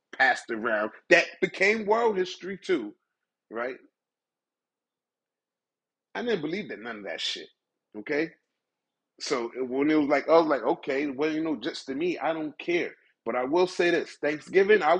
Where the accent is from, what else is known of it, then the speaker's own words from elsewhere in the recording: United States; As an American